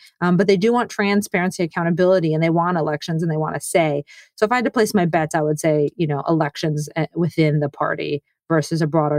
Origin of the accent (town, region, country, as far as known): United States